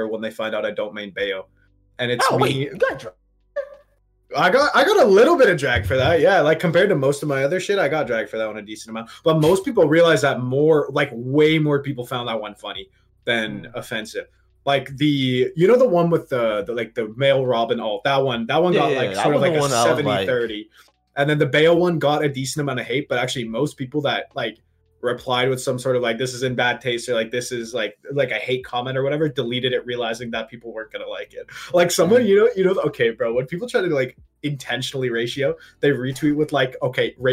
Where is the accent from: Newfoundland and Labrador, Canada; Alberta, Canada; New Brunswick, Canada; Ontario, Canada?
Ontario, Canada; Toronto; moved away as an adult; now in London, United Kingdom; So I'm normally from Toronto. I'm in London right now for uni